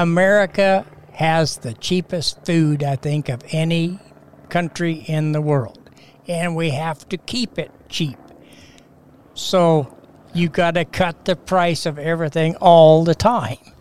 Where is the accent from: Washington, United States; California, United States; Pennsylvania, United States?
Washington, United States; Castle Rock; We had a junior Grange in Castle Rock at the Sunnyside Grange. And my family has been Grange members